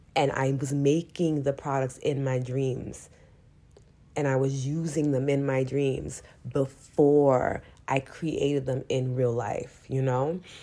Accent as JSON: {"language": "English", "town": "New York City", "region": "New York", "country": "United States", "said": "I'm still from New York City"}